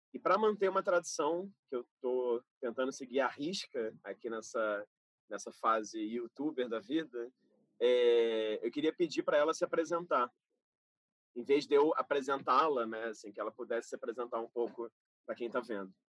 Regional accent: Rio de Janeiro, Brazil; fui nascido e criado em Carapaguá, Zona Oeste do Rio

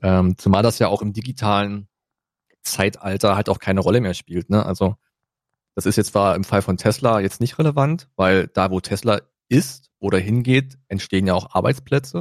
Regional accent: Germany; wir sind halt Deutsche

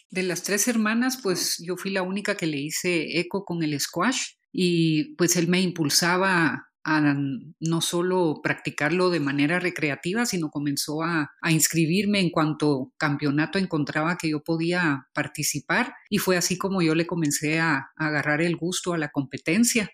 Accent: Guatemala; mujer, eh, tanto guatemalteca como centroamericana

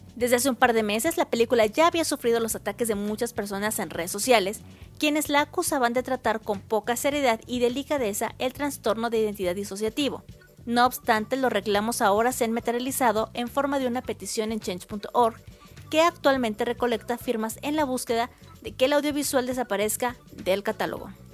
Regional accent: Mexico

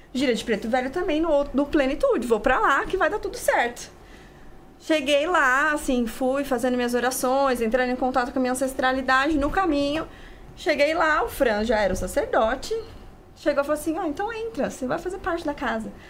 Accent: interior of Paraná, Brazil; now in São Paulo, Brazil; Nasci aqui em São Paulo, mas morei no interior do Paraná

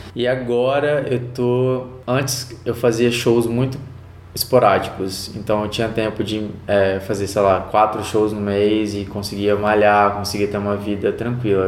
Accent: Vitória, Espírito Santo, Brazil; Vitória, Espírito Santo. Sou capixaba 100%.

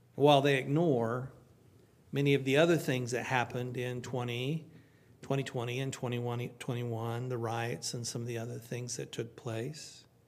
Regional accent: Oklahoma, United States; moved away; I'm from Oklahoma

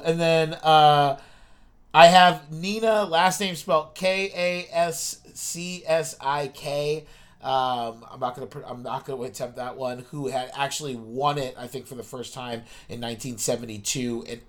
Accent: Virginia, United States; now in Maine, United States; I'm not from Massachusetts. I'm not from, like, New England originally. I'm from Virginia originally, but I do very much identify as, like, a Mainer in many ways.

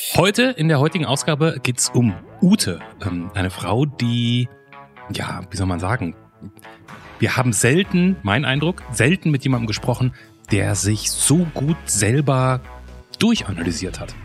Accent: North Rhine-Westphalia, Germany; Ich bin vom Niederrhein.

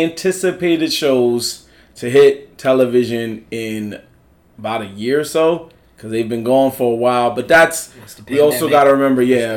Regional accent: New York, United States; we grew up in New York

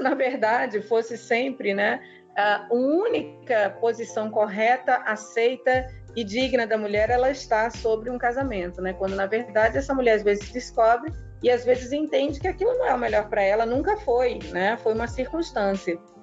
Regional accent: Rio de Janeiro, Brazil; moved away as an adult; now in Rio Grande do Norte, Brazil; Eu sou carioca, moro aqui no Rio Grande do Norte há 20 anos

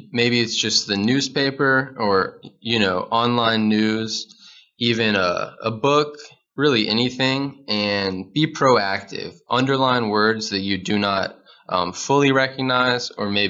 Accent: Nashville, Tennessee, United States; now in Chattanooga, United States; I am from Nashville, which is the capital of Tennessee. And now I'm in Chattanooga, Tennessee

